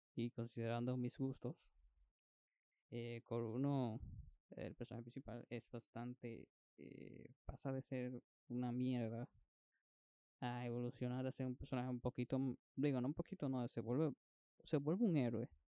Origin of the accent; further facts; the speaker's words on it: Dominican Republic; como decimos dominicano